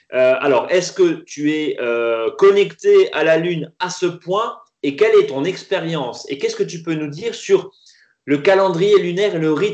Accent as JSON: {"language": "French", "region": "Grand Est", "country": "France", "said": "chez nous en Alsace, hein"}